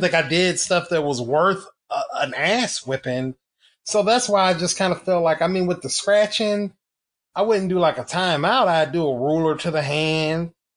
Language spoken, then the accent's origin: English; the South, United States; I was raised in the South